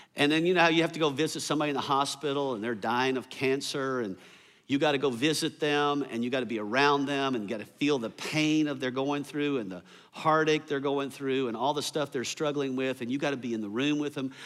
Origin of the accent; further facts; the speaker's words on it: the South, United States; I grew up here in the South